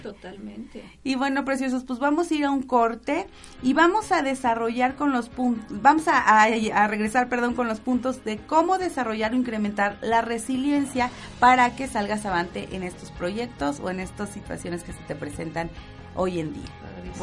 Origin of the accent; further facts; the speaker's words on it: Tabasco, Mexico; moved away; Tabasco, porque es mi tierra